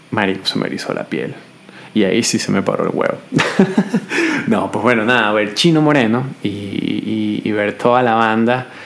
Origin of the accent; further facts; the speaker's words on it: Venezuela; now in Budapest, Hungary; yo soy venezolano, joven